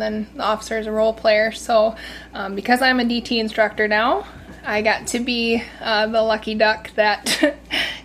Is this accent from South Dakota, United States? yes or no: yes; Platte, South Dakota, United States; I am actually from Platte, South Dakota